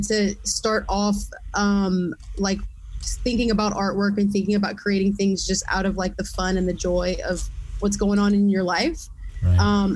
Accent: Lafayette, Louisiana, United States; also born or lived in Eunice, Louisiana; I grew up in Lafayette

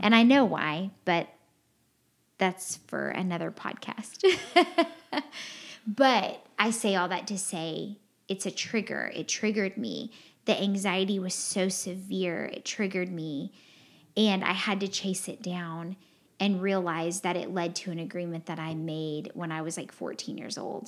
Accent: Texas, United States; I'm from Texas

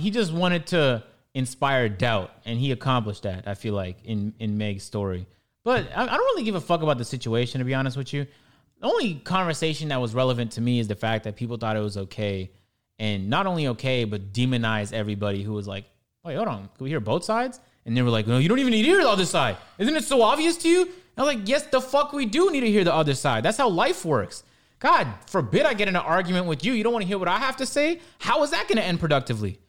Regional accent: Toronto, Ontario, Canada; I'm Canadian, uh, I'm black, I'm you know I'm from Toronto

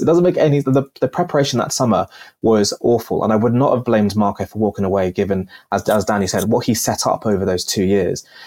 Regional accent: Pakistan; now in United Kingdom; I'm originally from Pakistan

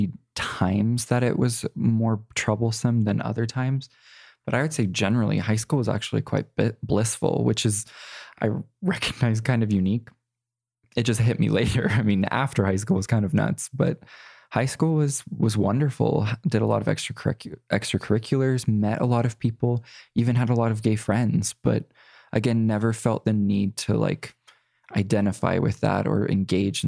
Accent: Las Vegas, Nevada, United States; I was born and raised in Las Vegas, Nevada

